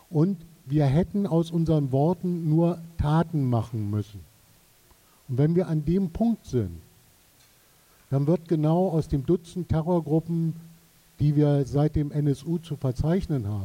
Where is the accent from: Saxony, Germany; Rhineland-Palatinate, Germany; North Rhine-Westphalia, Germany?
Saxony, Germany; Also ich komme aus Sachsen.